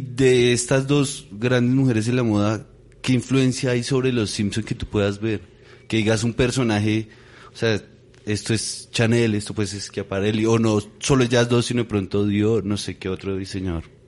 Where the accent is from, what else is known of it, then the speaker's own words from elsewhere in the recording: Bogotá, Colombia; yo crecí en el Tunal